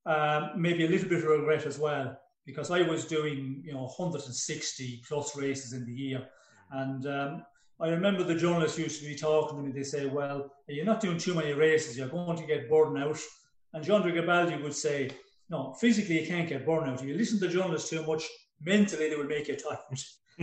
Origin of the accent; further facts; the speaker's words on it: Ireland; moved away as an adult; when I came from Ireland in 74 and went abroad to ride some races